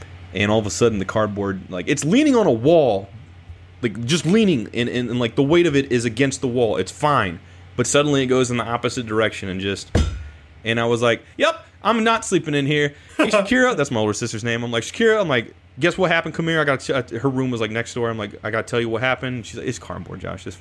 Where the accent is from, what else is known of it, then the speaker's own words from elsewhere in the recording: Illinois, United States; growing up in Illinois and kind of the Iowa side.